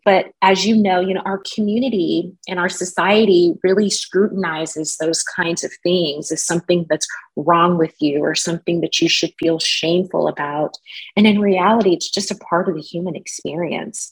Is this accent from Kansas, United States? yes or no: yes; Wichita, Kansas, United States; moved away; also born or lived in Spokane, Washington; I grew up in Wichita, Kansas.